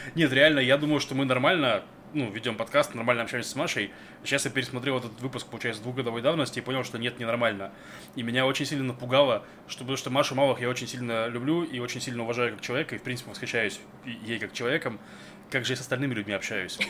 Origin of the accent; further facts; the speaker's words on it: Novosibirsk, Novosibirsk Oblast, Russia; moved away; я из Новосибирского Академгородка